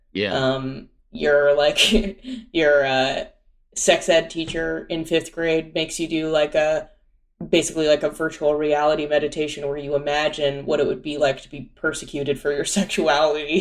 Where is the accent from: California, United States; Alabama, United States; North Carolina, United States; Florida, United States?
California, United States; Pasadena; also born or lived in Orange County, California; grew up in Pasadena